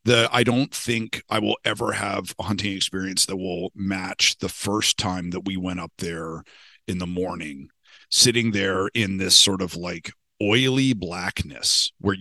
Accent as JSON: {"language": "English", "country": "Canada", "tie": "born or raised there", "said": "I was born in Canada. We had, you know, a fucking black bear in our backyard"}